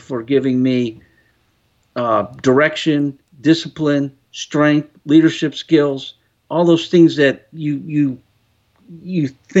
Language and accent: English; Chicago, Illinois, United States; I'm from Chicago area